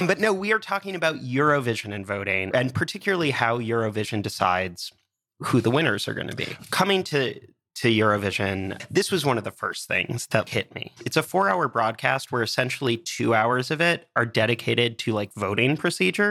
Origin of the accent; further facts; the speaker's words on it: United States; Being an American